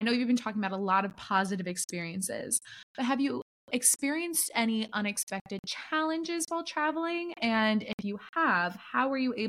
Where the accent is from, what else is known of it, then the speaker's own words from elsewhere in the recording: Ohio, United States; The owner of it was from Ohio, and I'm from Ohio.